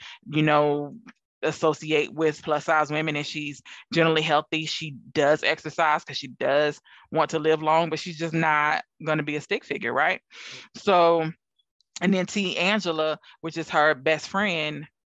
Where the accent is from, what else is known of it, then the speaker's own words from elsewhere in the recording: the South, United States; I'm from the South